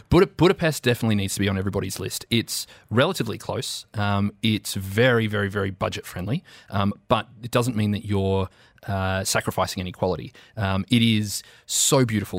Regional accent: Australia; now in United Arab Emirates; as an Australian

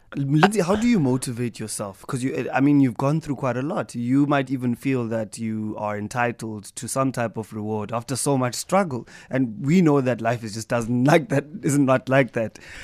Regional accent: East London, Eastern Cape, South Africa; East London, my hometown

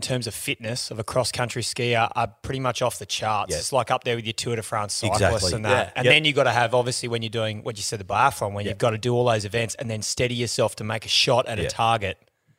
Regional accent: Kingaroy, Queensland, Australia; I grew up in Kingaroy.

